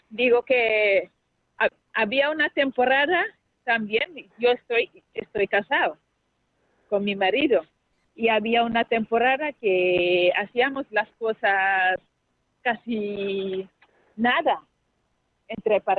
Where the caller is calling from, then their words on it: Huesca, Aragon, Spain; Sí, soy … de Huesca